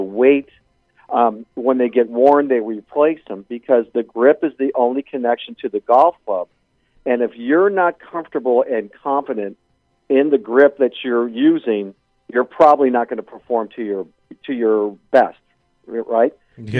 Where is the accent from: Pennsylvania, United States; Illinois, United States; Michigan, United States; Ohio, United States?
Illinois, United States; Chicago; We all uh, grew up and were born and raised in Chicago